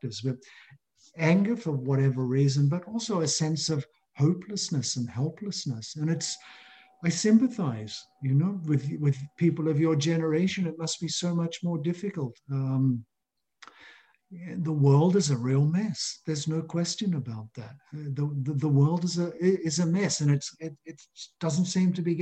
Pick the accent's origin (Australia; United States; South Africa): Australia; That's what I experienced 40 years ago growing up in Australia.